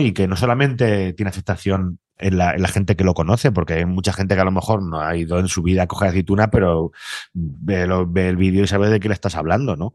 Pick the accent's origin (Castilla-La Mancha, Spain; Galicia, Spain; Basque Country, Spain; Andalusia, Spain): Castilla-La Mancha, Spain; la suerte que tenemos los de Castilla-La Mancha